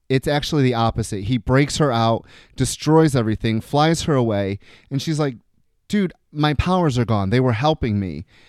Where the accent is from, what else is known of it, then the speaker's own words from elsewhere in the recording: New York, United States; I'm from New York